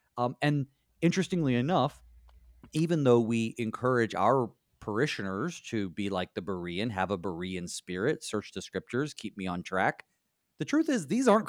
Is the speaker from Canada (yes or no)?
no; the South, United States; I'm from the South